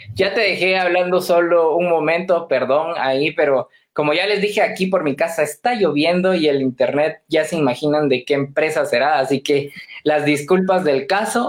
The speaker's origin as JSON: {"language": "Spanish", "country": "Guatemala", "said": "nosotros los guatemaltecos"}